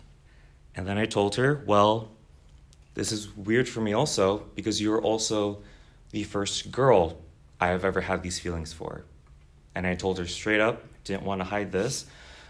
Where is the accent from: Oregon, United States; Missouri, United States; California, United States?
California, United States; Southern; moved away as an adult; also born or lived in Seattle, United States; now in Chicago, United States; Born and raised in Southern California, just one of many SoCal guys that are just raiding the Midwest